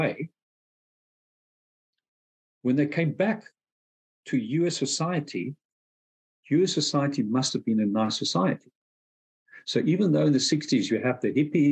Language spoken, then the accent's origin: English; South Africa; moved away as an adult; where I grew up in South Africa.